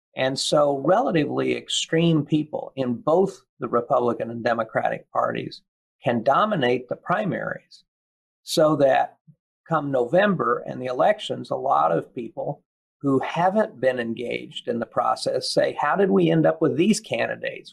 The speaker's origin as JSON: {"language": "English", "region": "Kansas", "country": "United States", "tie": "born or raised there", "also_born_or_lived": "Williamsburg, Virginia", "moved": "as an adult", "said": "my experience growing up in Kansas"}